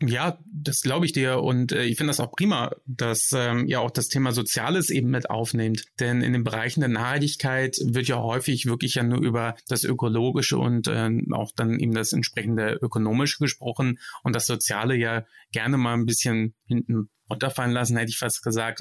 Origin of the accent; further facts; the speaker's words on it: Hamburg, Germany; now in Frankfurt, Germany; als gebürtiger Hamburger